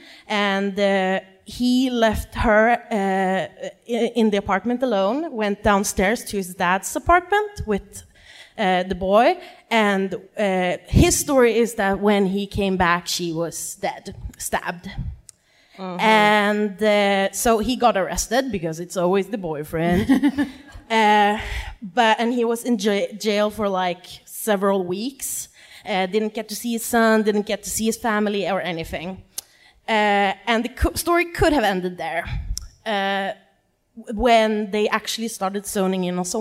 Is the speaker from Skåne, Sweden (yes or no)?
no; Gävle, Gävleborg County, Sweden; now in Stockholm, Sweden; I'm originally from a town like 2 hours north of here called Gävle.